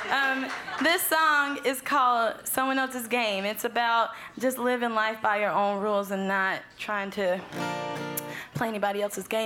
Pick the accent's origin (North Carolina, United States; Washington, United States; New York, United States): North Carolina, United States; moved away; I, always think I have an accent, but people tell me I don't. If you, if you notice one, it's genuine. I'm originally from North Carolina.